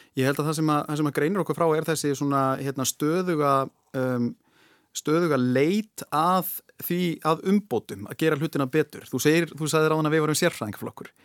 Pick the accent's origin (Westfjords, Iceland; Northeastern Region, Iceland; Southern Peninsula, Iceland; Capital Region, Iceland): Westfjords, Iceland; ég get sagt þetta sem í rauninni vestfyrðingur